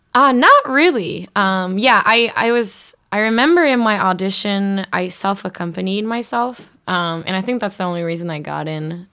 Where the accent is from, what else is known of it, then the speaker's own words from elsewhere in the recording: southern part close to Korea, southern Japan, Japan; moved away as an adult; also born or lived in Boston, United States; I grew up in Japan, uh, southern part close to Korea